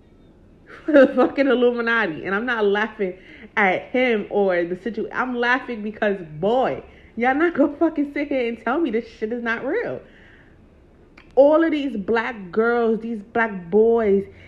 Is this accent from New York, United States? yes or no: yes; New York, United States; I'm not even from LA. I'm from New York.